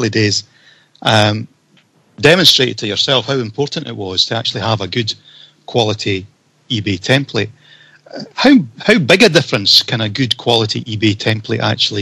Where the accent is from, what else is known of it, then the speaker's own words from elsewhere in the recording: Scotland, United Kingdom; I'm Scottish